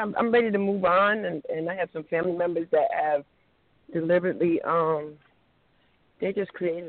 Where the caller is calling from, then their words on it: New Jersey, United States; I'm calling from New Jersey.